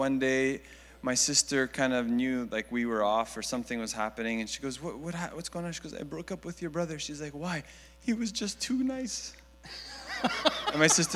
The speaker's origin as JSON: {"language": "English", "town": "Montreal", "region": "Quebec", "country": "Canada", "tie": "born or raised there", "moved": "yes", "lives_now": "Greater Toronto Area, Canada", "said": "I grew up in Montreal"}